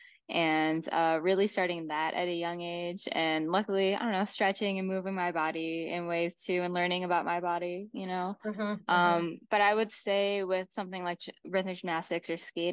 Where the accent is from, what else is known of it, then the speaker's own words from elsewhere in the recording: Chicago, Illinois, United States; I grew up in Chicago